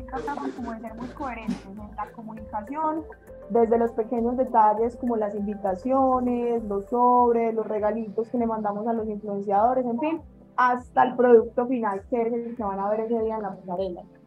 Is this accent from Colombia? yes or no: yes; Medellín, Antioquia, Colombia; also born or lived in New York; Yo nací en Nueva York, pero toda la vida he vivido acá en Medellín.